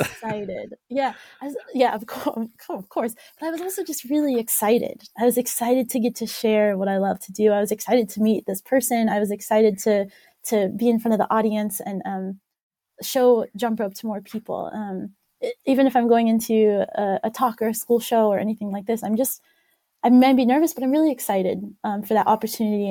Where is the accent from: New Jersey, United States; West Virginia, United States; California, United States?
West Virginia, United States; also born or lived in Ohio; I grew up in West Virginia, so I grew up on a, a jump rope team there